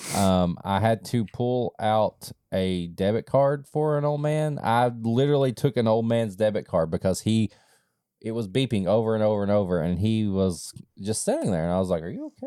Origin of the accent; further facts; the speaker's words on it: Eastern Kentucky, United States; I grew up in a holler. And yes, I grew up in Eastern Kentucky